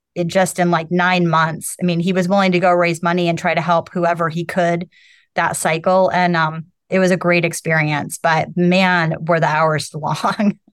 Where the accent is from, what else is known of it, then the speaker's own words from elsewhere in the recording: South Bend, Indiana, United States; moved away as an adult; also born or lived in Bloomington, Indiana; I grew up in a col, small college town in a lot of ways with Notre Dame there